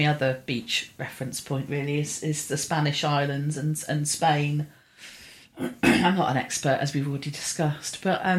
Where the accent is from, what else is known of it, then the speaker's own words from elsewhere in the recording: Poole, South West England, United Kingdom; also born or lived in Bournemouth; I grew up in Poole and Bournemouth and we have some of the most glorious beaches in England